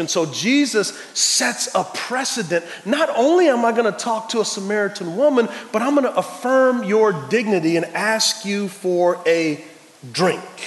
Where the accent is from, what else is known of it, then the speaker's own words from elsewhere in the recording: San Antonio, Texas, United States; I'm from San Antonio, Texas